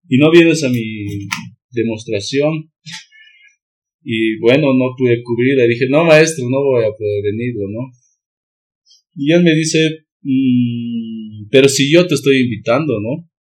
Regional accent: Bolivia; soy de Bolivia.

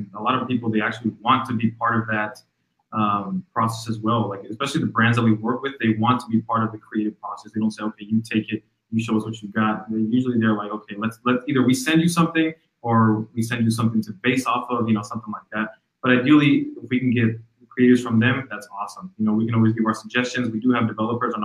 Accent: Mexico; moved away; I'm from Mexico

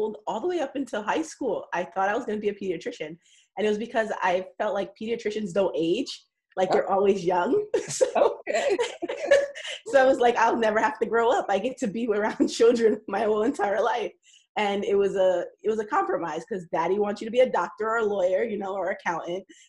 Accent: New York, United States; I grew up in New York

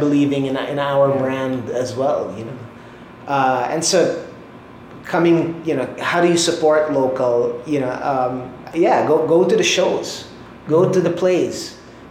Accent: Philippines; as a nation, tayo mga Pinoy

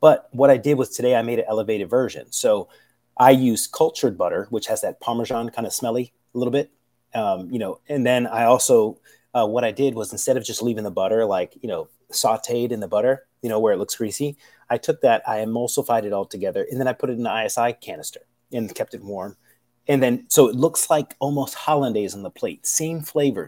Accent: United States; I'm American

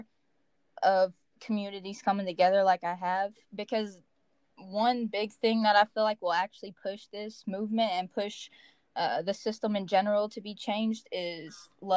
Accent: Henderson, Kentucky, United States; Henderson, for example, like, my hometown

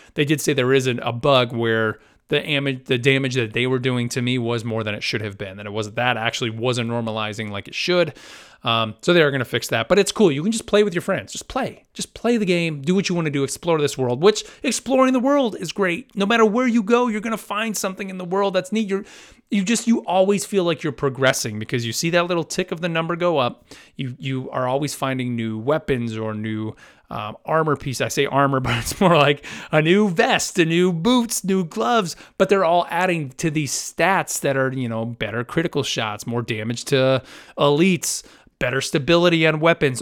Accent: United States; as an American

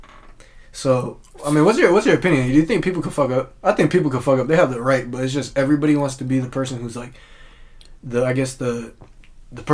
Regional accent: Kent, Washington, United States; growing up in the Kent area, I feel like everybody used to say that word

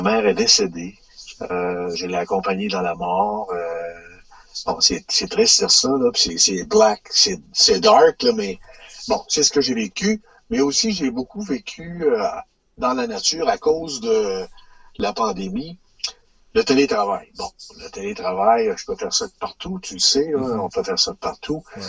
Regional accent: Sainte-Marie, Quebec, Canada; je viens de la Beauce, Sainte-Marie-de-Beauce

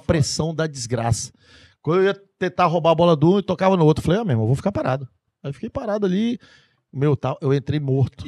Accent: Pará, Brazil; moved away; eu sou paraense, mas tipo, modo de falar

